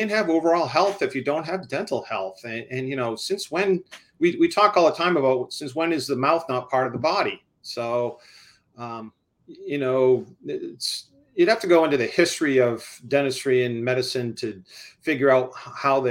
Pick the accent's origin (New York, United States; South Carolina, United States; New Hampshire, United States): New Hampshire, United States; Dover; also born or lived in Washington, D.C.; I had the opportunity to move back to my hometown